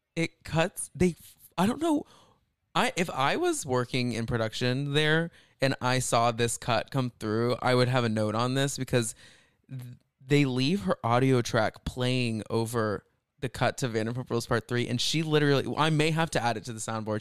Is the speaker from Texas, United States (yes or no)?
yes; outside of Dallas, Texas, United States; I grew up outside of Dallas